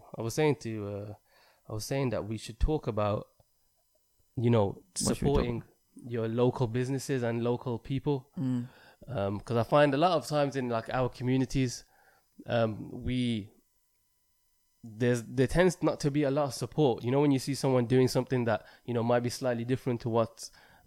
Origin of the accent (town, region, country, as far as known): United Kingdom